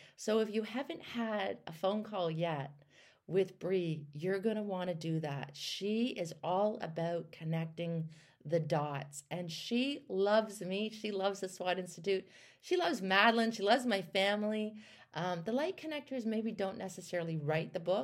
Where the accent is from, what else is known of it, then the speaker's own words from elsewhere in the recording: Canada; I'm from Canada